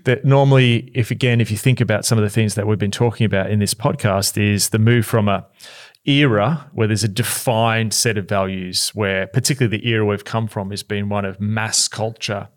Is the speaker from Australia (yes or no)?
yes; Australia; as an Aussie